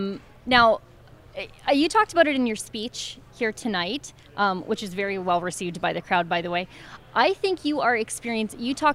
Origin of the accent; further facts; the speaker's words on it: Alberta, Canada; as a Canadian